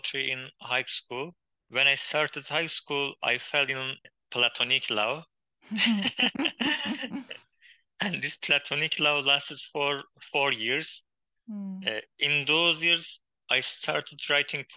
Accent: Hakkari, Hakkari Province, Turkey; first language Kurdish; English is a second language; moved away as an adult; also born or lived in Istanbul; My hometown, named Hakkari, is on the border

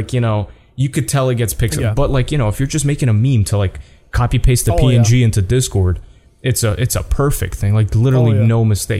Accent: Canada; I'm from Canada. I'm sorry. I didn't know.

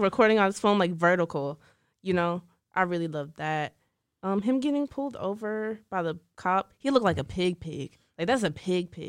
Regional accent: Dallas, Texas, United States; I'm from Dallas.

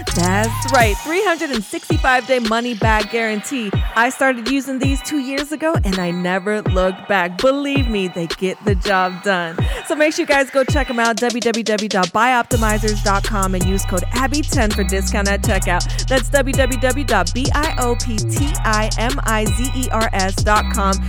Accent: Spain; moved away; my hometown in Spain

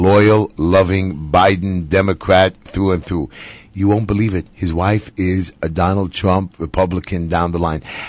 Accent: New York City, New York, United States; I was born and raised in Bensonhurst

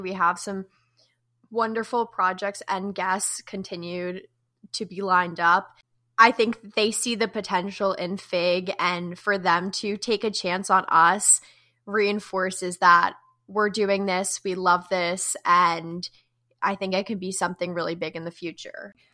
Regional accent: New Jersey, United States; now in Chapel Hill, United States; I'm from Jersey.

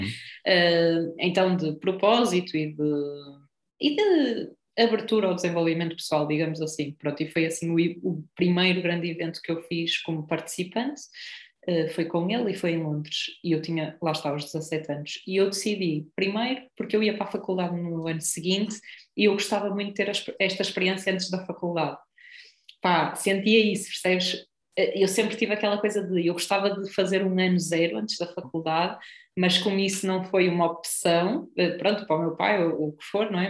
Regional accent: Espinho, Aveiro District, Portugal; de espinho, não é? que é a minha terra

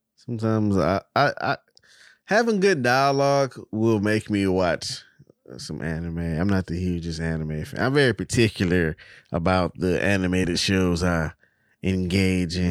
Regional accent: Texas, United States; as a Texan

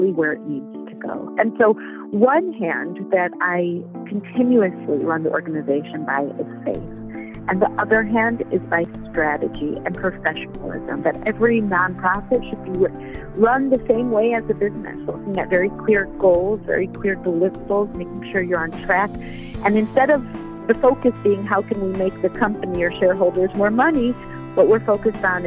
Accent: Chicago, Illinois, United States; moved away as an adult; now in Israel; I live in Israel. I grew up in Chicago, moved to Israel after I got married around 16 years ago

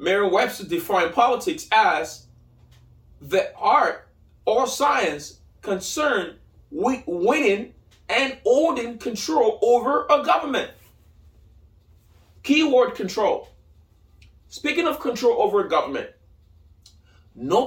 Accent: Lagos, Nigeria; moved away as an adult; now in United States; I grew up in Nigeria. I was born in Lagos, Nigeria. So I moved out here in late 2008, early 2009

